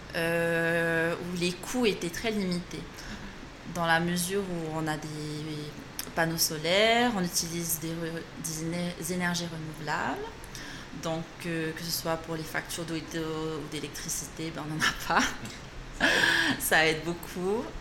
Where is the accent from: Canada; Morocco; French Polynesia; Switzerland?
French Polynesia; moved away as an adult; also born or lived in Bordeaux, France; ici, à Tahiti, on a une classe préparatoire au lycée Paul Gauguin qui nous donne euh, l'opportunité de passer les concours